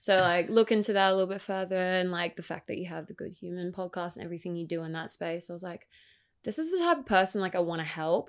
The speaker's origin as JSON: {"language": "English", "town": "Gold Coast", "region": "Queensland", "country": "Australia", "tie": "born or raised there", "also_born_or_lived": "Brisbane", "said": "I grew up on the Gold Coast, um, I've lived here pretty much all my life besides a short stint in Brisbane"}